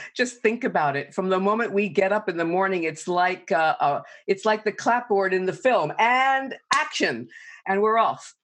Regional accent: New York City, New York, United States; I grew up in New York City

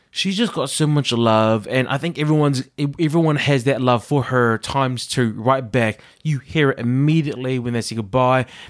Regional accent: Auckland, New Zealand; now in Liverpool, United Kingdom; if I did my hometown, it would be South Auckland

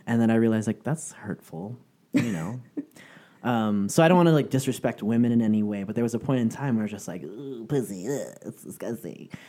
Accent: San Francisco, California, United States; moved away as an adult; now in Southern California, United States; I'm originally from San Francisco, and it wasn't until I moved to Southern California

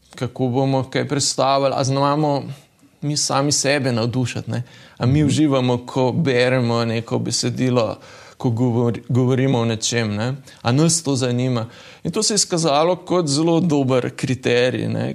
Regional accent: Slovenia

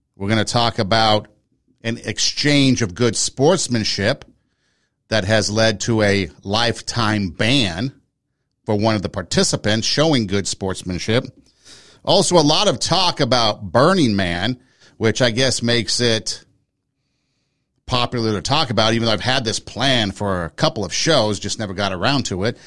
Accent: Los Angeles, California, United States; growing up in Los Angeles

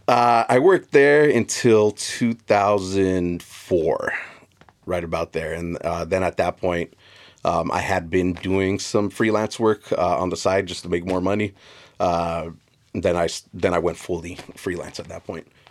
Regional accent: South Gate, California, United States; I grew up in Southeast L A in a little town called Southgate, which is a direct suburb of the city of L A.

